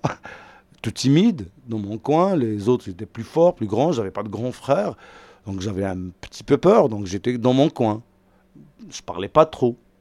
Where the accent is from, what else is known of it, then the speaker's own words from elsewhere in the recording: Algiers, Algiers Province, Algeria; moved away as an adult; now in Paris, France; je viens d'Algérie, je suis né en Algérie, à Alger, j'ai grandi à Alger, et à 38 ans, j'ai pris ma grosse valise et je me suis installé à Paris.